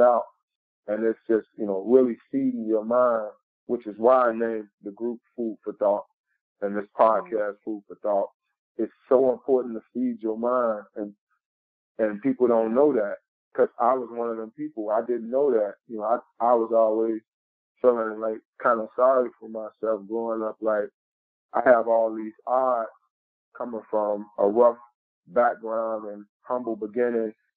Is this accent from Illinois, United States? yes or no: yes; Chicago, Illinois, United States; born or raised there